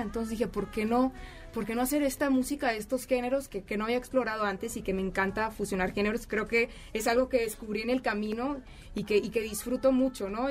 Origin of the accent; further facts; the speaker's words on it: Hermosillo, Sonora, Mexico; now in Mexico City, Mexico; Soy de Hermosillo, Sonora